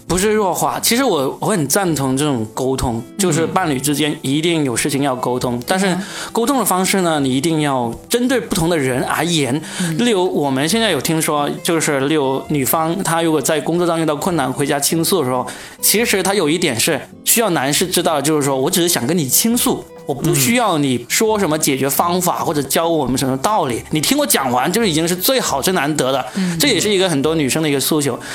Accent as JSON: {"language": "Chinese", "region": "Guangdong", "country": "China", "said": "我们广东"}